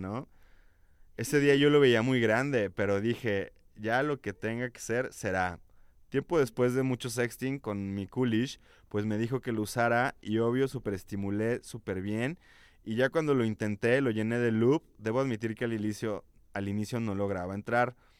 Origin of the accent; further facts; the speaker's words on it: León, Guanajuato, Mexico; de esta tierra de mojigatos